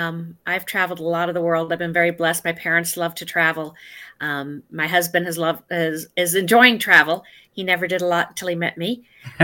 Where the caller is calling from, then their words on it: Los Angeles, California, United States; The Los Angeles area.